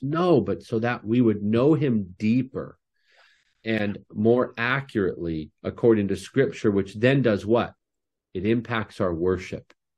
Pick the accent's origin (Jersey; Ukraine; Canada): Canada; I'm Canadian